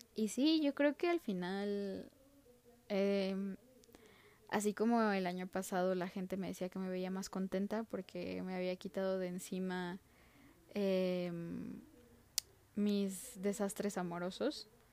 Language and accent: Spanish; Mexico; soy mexicana y soy estudiante universitaria de sociología